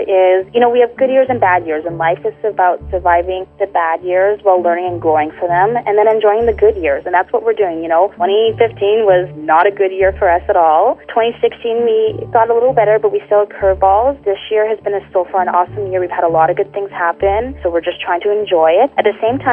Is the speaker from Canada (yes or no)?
yes; Canada; We're from Canada